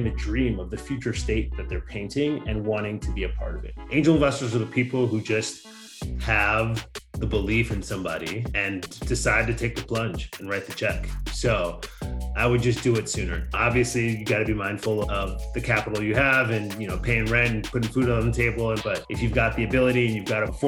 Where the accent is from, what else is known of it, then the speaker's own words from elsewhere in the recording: Chicago suburbs, Illinois, United States; now in San Francisco, United States; My parents are both from Nigeria, and we grew up in the Midwest in the Chicago suburb